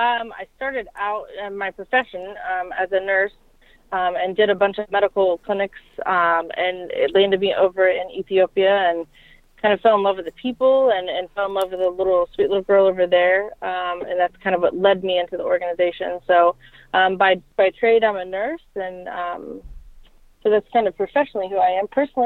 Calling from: Ohio, United States

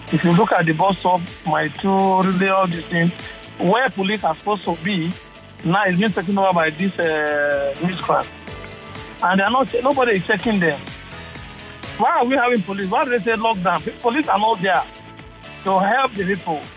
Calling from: Preston, North West England, United Kingdom; calling from Preston.

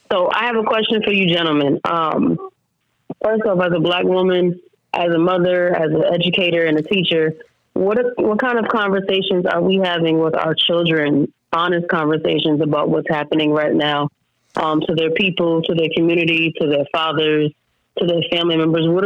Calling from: New Jersey, United States; I'm calling from New Jersey.

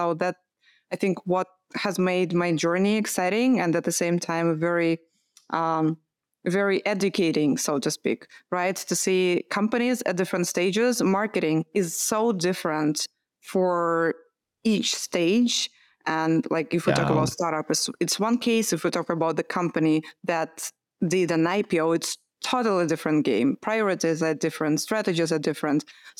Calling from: Amsterdam, North Holland, Netherlands; Yeah, Amsterdam.

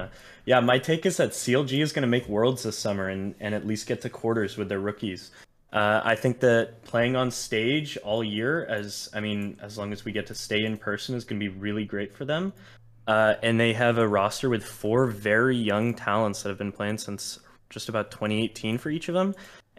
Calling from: Santa Barbara, California, United States; I'm calling from Santa Barbara, California.

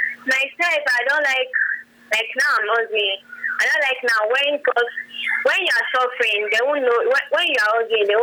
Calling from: Italy; Calling from Italy.

